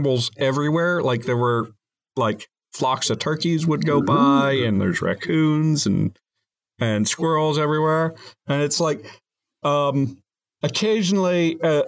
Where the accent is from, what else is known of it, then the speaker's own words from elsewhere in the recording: West Virginia, United States; I'm from West Virginia.